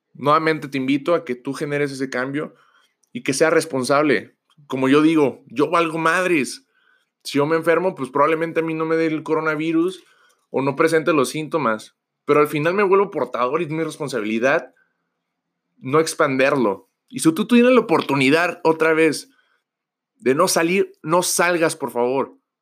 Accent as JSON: {"language": "Spanish", "country": "Mexico", "said": "nosotros que somos de mexicanos"}